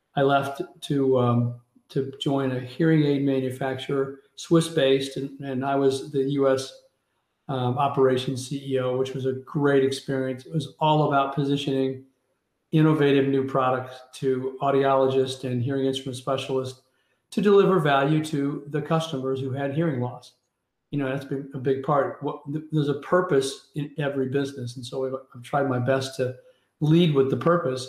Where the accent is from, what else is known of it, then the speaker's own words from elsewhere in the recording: Kansas City, Missouri, United States; in Kansas City, Missouri, my hometown.